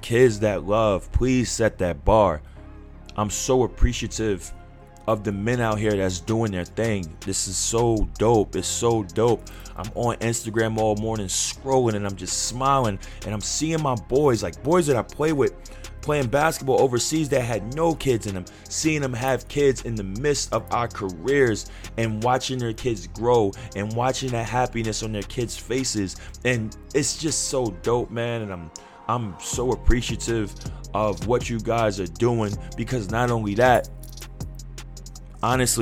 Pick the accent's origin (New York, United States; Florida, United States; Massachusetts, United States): New York, United States; New York City; I'm from New York City.